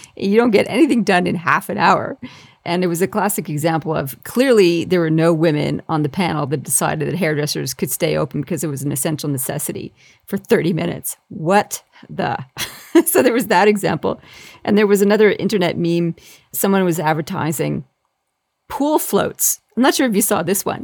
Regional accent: Canada; also born or lived in England; now in Australia; I'm English born myself, but I left when I was only three and grew up in Canada and ended up in Australia.

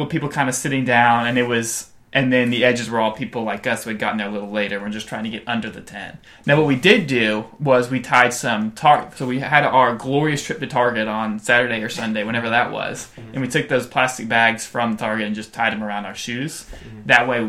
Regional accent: Texas, United States; a lot of nervous energy and a lot of like, I'm from Texas.

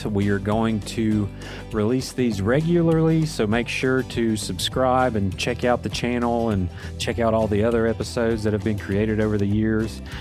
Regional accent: Welch, West Virginia, United States; I grew up in Welch.

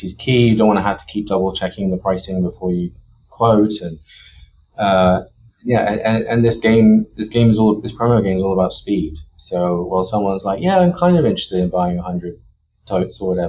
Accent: Bristol, South West England, United Kingdom; moved away as an adult; also born or lived in London / San Francisco; now in United States; Bristol in the UK, and is where I grew up.

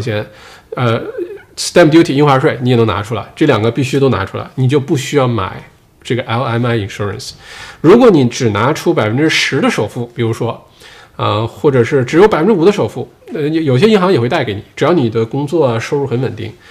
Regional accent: Northeast China, China; accent: Dongbei; also born or lived in Sydney, Australia; now in Australia; 用我们东北话说

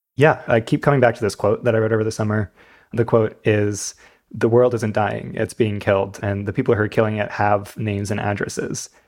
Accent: New York, United States; I'm from right near New York City

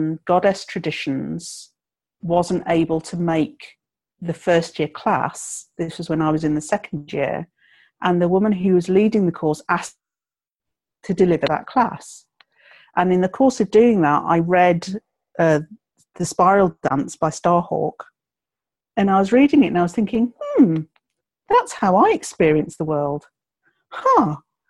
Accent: England, United Kingdom; moved away as an adult; also born or lived in southern Scotland; now in Scotland, United Kingdom; born and brought up in England

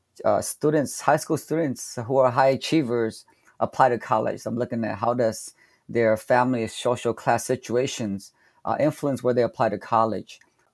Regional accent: Sacramento, California, United States; I'm from Sacramento, California. I just finished my first year teaching at UC Merced.

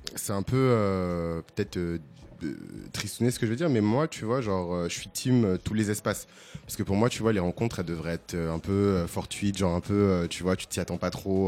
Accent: Bordeaux, Nouvelle-Aquitaine, France; now in Paris, France; j'ai grandi à Bordeaux

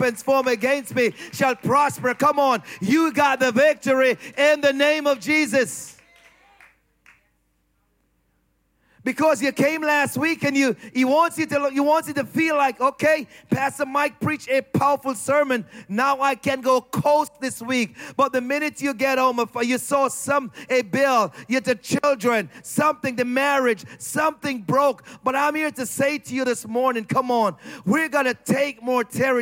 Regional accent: Jamaica; I'm Jamaican

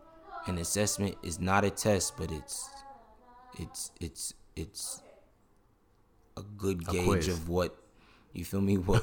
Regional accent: Jamaica; Excuse my language, I'm Jamaican.

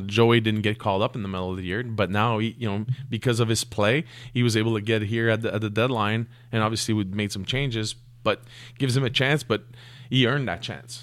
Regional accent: Canada; we're Canadian

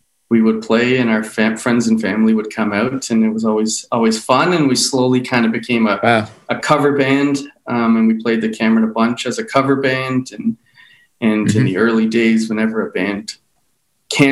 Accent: Toronto, Ontario, Canada; we were born and raised in Toronto in the same household my parents still have

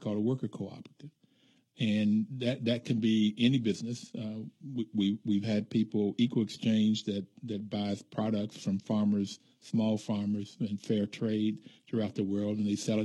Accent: West Virginia, United States; moved away; also born or lived in California; Growing up in West Virginia

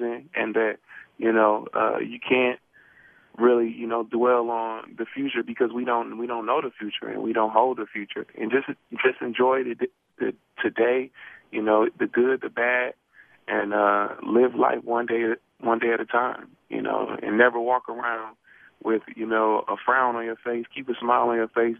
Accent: Milwaukee, Wisconsin, United States; I'm from Milwaukee, Wisconsin

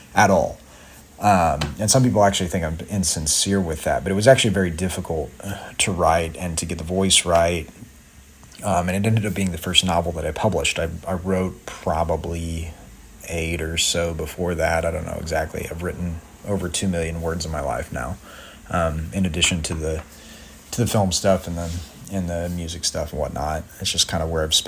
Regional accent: Joplin, Missouri, United States; now in New York City, United States; I ended up performing this work orally in my hometown in Joplin and now here in New York

